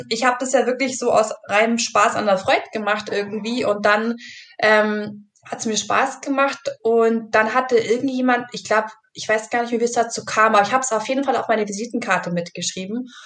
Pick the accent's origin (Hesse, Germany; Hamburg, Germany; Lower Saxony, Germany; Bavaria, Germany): Bavaria, Germany; also ich komme halt eben aus dem Allgäu und, und ähm, kann man vielleicht ein bisschen so äh, melodramatisch sagen, da hat man so Milch im Blut oder so.